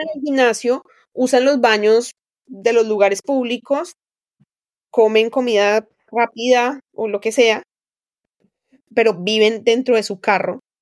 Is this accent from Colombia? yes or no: yes; Colombia; moved away as an adult; now in United States; cruzaba todo mi pueblo de la sabana y llegaba a una pequeña escuela rural